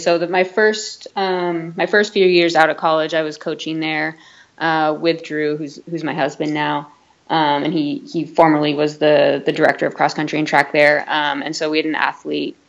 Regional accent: Santa Rosa, California, United States; I grew up in Santa Rosa

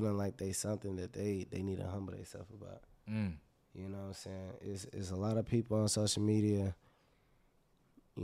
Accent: Marksville, Louisiana, United States; I'm from Marksville

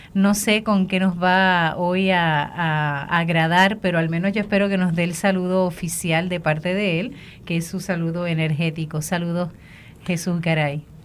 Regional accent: Puerto Rico; nuestro país, Puerto Rico

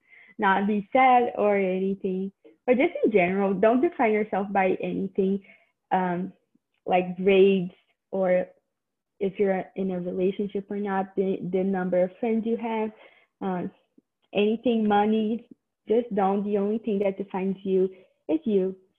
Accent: Canada; I used to think that like my whole identity was being a Canadian high schooler. So I always thought like, oh, I'm different. I'm a Canadian high schooler or something.

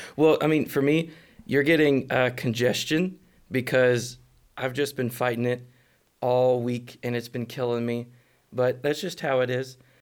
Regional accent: Atlanta, Texas, United States; now in Fort Worth, United States; I came from Atlanta, Texas

